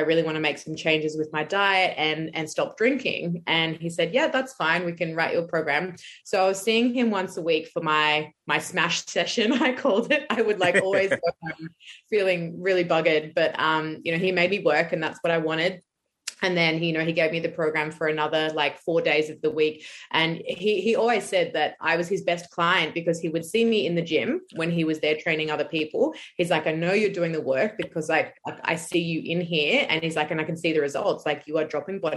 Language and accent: English; Brisbane, Queensland, Australia; I'm from Brisbane in Australia